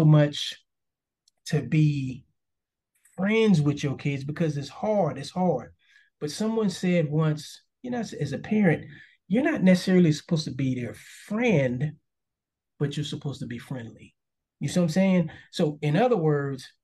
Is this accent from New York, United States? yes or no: yes; New York City, New York, United States; I grew up in Harlem, first 10 years of my life